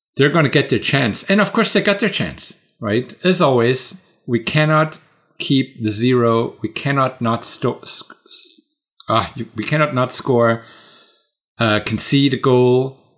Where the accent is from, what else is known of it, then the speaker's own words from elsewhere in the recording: Bad Vilbel, Hesse, Germany; my hometown